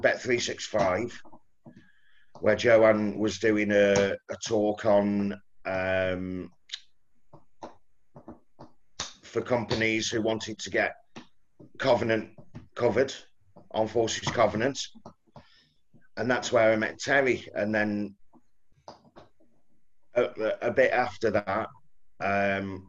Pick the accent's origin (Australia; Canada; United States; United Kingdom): United Kingdom; Stoke-on-Trent, West Midlands; also born or lived in Southampton; I was born in Bedstead in Fenton.